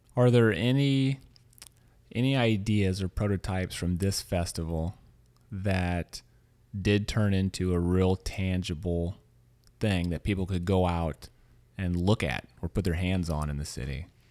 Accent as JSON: {"language": "English", "region": "Louisiana", "country": "United States", "tie": "born or raised there", "also_born_or_lived": "Missouri", "moved": "yes", "lives_now": "San Francisco, United States", "said": "I'm from a small town in Missouri. Um, as I was telling you earlier, I grew up in Louisiana"}